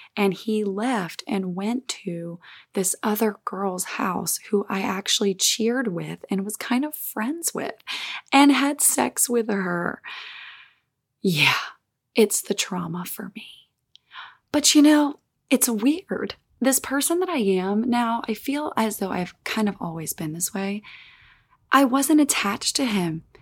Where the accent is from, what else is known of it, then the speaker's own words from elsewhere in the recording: Olive Branch, Mississippi, United States; now in California, United States; I spent some time in my hometown in Olive Branch, Mississippi, good old Southern America.